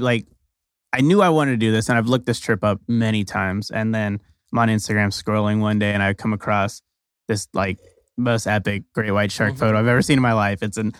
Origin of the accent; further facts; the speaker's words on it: Oxnard, California, United States; born there; I was born in Oxnard, California.